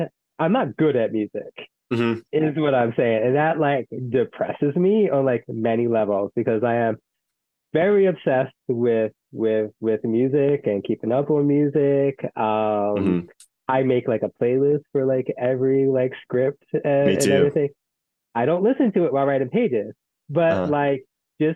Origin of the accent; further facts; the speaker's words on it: Philadelphia, Pennsylvania, United States; Being a Philadelphian